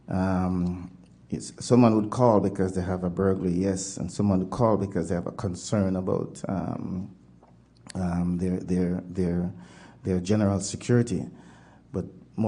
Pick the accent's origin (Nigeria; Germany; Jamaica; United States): Jamaica; moved away as an adult; also born or lived in Toronto, Canada; now in Winnipeg, Canada; Jamaican born, but Canadian citizen since 96.